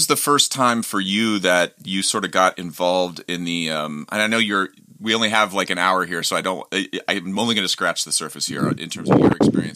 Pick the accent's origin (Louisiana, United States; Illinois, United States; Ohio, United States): Ohio, United States; I grew up in Ohio.